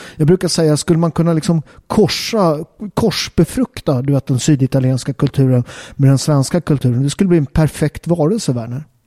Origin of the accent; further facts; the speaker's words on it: Sweden; jag är katolik men jag är uppväxt i Sverige